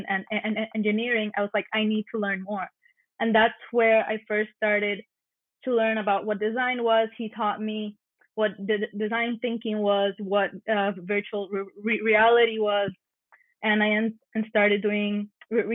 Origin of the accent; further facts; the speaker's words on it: Mayagüez, Puerto Rico; also born or lived in Narragansett, Rhode Island; I was born and raised here in Mayagüez, Puerto Rico